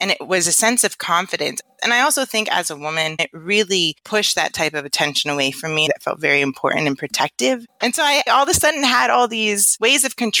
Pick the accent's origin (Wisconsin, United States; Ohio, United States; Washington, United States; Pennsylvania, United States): Pennsylvania, United States; Philadelphia; moved away as an adult; also born or lived in Virginia / Houston / California; now in Atlanta, United States; My parents came in the 80s, but I was born in Virginia, lived in Houston, but spent most of my youth and young adult life in Philadelphia. So I really identify as a Philadelphian and super proud to be from Philly. But most recently, I've lived in California and just moved to Atlanta, Georgia.